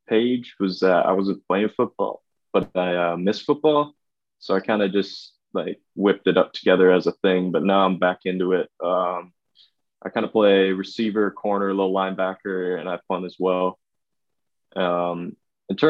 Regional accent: Vancouver, British Columbia, Canada; I'm from Vancouver. It's in Western Canada.

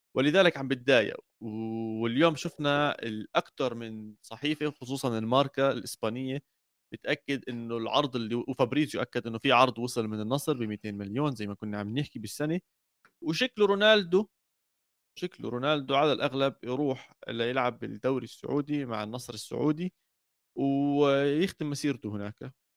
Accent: Jordan; انا كاردني

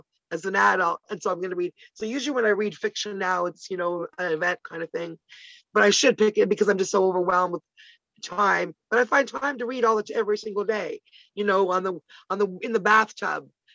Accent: Toronto, Ontario, Canada; also born or lived in Ottawa; I grew up in Ottawa, which is the capital of Canada. And until at age 10, I moved to Toronto

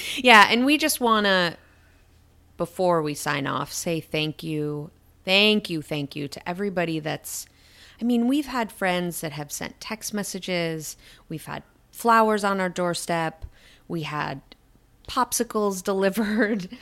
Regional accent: Syracuse, New York, United States; my hometown of Syracuse, New York.

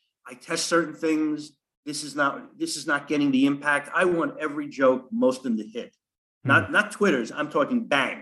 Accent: Long Island, New York, United States; accent: New Yorker; I grew up on Long Island.

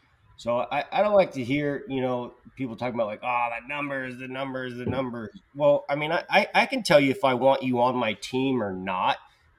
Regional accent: Petaluma, California, United States; Petaluma, California, 707. Petaluma, area

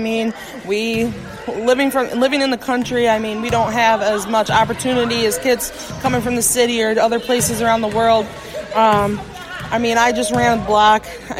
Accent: Pitcher, New York, United States; also born or lived in Wisconsin; I'm from Pitcher, New York, near Cincinnati.

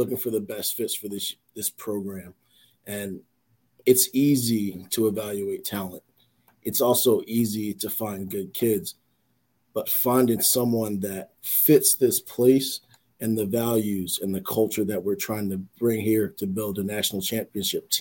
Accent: Philadelphia, Pennsylvania, United States; growing up in Philadelphia, where, you know, I was born and raised

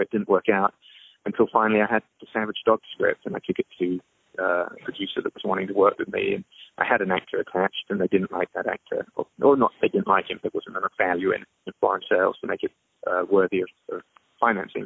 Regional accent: England, United Kingdom; there were a lot of schools around me growing up in England

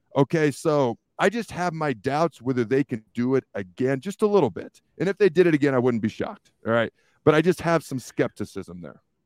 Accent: the Northwest, Pacific Northwest, United States; moved away; I grew up in the Northwest

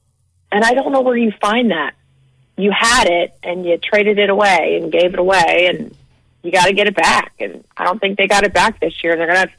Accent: Richmond, Virginia, United States; Growing up in Richmond with the Richmond Braves right down the street

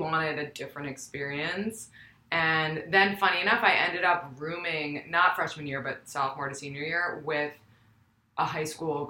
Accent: New York City, New York, United States; I'm from New York City, like yourself. and also went to Spence. We have that in common. And I'm 29.

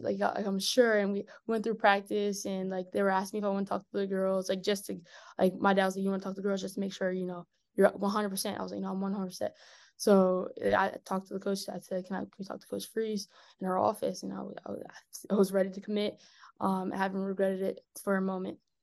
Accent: Maryland, United States; I was eight when I moved to Maryland

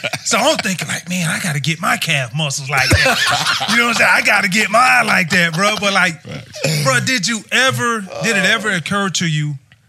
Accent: Washington County, Georgia, United States; He's from Lincolnton, Lincoln County, and I'm from Washington County, Waco. And like, bro, like, few years ahead of me, but I remember growing up and just hearing, we both didn't grow up too far from Athens.

